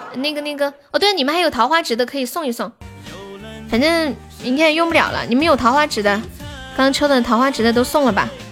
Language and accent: Chinese; Sichuan, China; accent: Sichuanese Mandarin (川普); 我是四川的